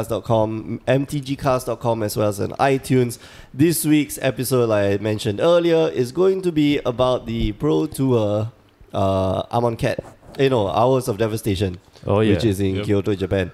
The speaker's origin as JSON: {"language": "English", "country": "Singapore", "said": "we're from Singapore"}